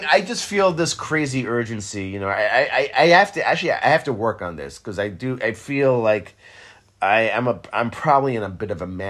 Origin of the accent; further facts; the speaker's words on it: Israel; now in United States; I didn't grow up with fucking football. I grew up in Israel, okay? There's no football there.